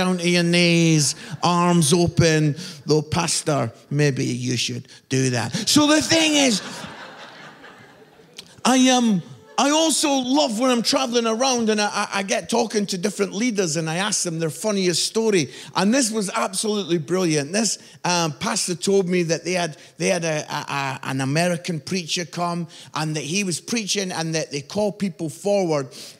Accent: Edinburgh, Scotland, United Kingdom; moved away as an adult; also born or lived in Barnsley; I'm from Edinburgh, beautiful city in Scotland

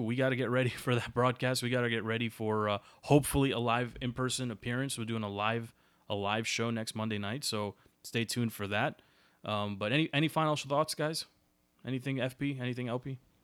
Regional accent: United States; as an American

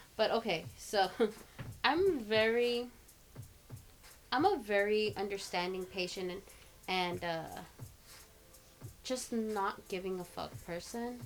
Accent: Los Angeles, California, United States; I was born in East LA. I grew up in South LA for the first like six years of my life

